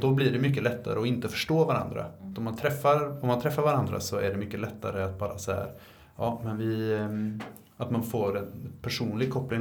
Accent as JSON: {"language": "Swedish", "town": "Linköping", "region": "Östergötland", "country": "Sweden", "said": "jag är från Linköping"}